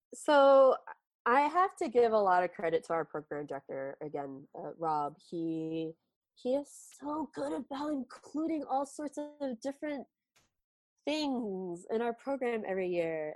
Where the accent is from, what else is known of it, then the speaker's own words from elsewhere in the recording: Pennsylvania, United States; moved away as an adult; now in Philadelphia, United States; where I grew up in the Amish country